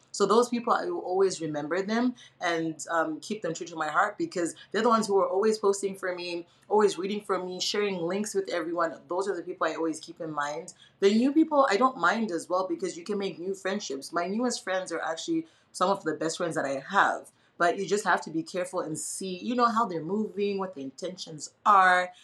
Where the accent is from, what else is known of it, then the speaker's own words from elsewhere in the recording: Zimbabwe; moved away as an adult; now in United States; I was born and raised in Zimbabwe, so I only left when I was 19 years old.